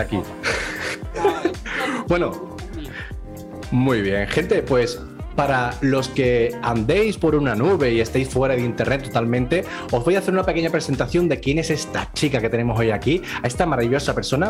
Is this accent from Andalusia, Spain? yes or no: yes; Andalusia, Spain; yo soy andaluz y me como así las palabras